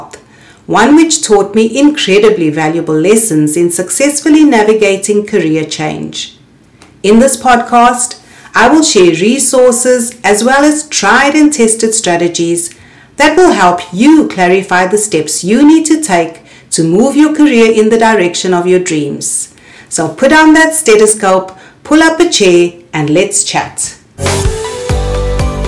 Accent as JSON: {"language": "English", "country": "South Africa", "also_born_or_lived": "Cape Town", "said": "a South African trained optometrist"}